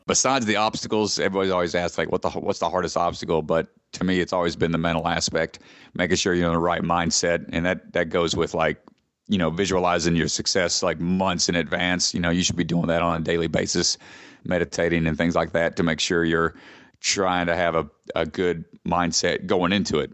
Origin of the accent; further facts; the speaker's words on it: Georgia, United States; Atlanta, my home state